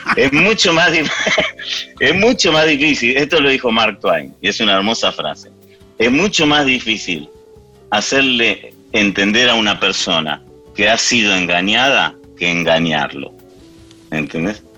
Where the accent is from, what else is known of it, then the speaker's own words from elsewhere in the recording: Argentina; first language English; Spanish is a second language; cuando vinimos a la Argentina, empecé a aprender el español